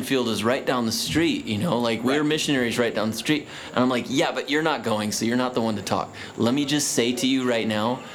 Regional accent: Midwest, United States; I'm from the Midwest.

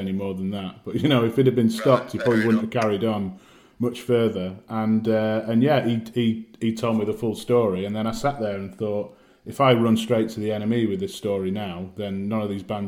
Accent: Manchester, North West England, United Kingdom; moved away as an adult; also born or lived in Sheffield; now in London, United Kingdom; I'm from Manchester originally, went to uni in Sheffield 2004

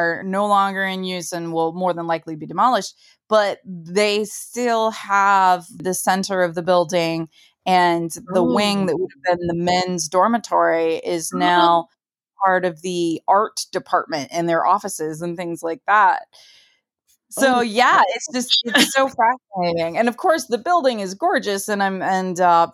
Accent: United States; as an American

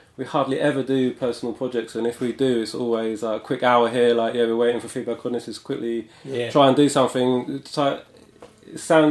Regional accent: London, United Kingdom; moved away as an adult; I grew up in London. I spent sort of most of my life here.

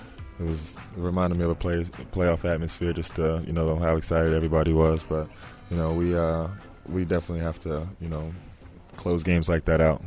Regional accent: New Jersey, United States; moved away as an adult; now in New Orleans, United States; I'm from New Jersey. You know, I love my home state

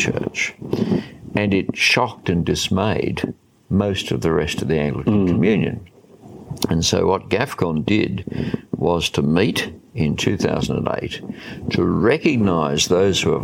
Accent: Australia; as an Australian

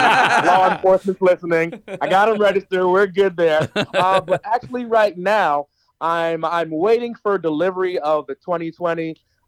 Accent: New Jersey, United States; now in Atlanta, United States; I'm actually from New Jersey, and I've been living in Atlanta, Georgia since 2003, actually.

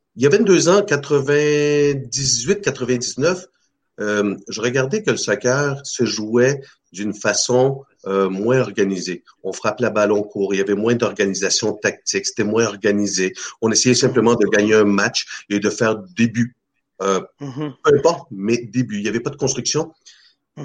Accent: Chile; now in Canada; depuis tout jeune, moi je viens de l'Amérique du Sud, euh, du mm. Chili

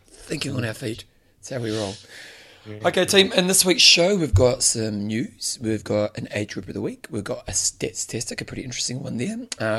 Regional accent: New Zealand; in New Zealand we don't have different accents

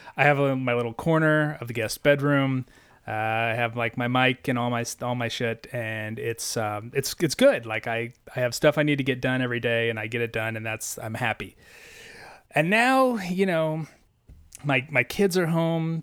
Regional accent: Missouri, United States; I grew up in Missouri

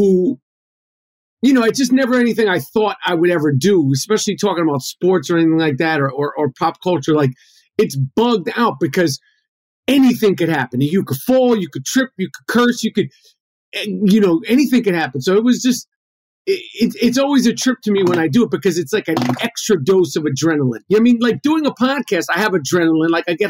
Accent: New York City, New York, United States; Grew up in New York City

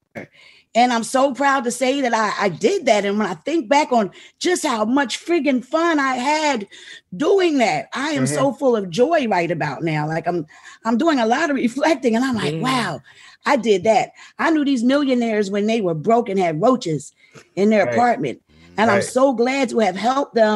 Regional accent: Philadelphia, Pennsylvania, United States; moved away as an adult; also born or lived in New York; Born and raised. Philadelphia.

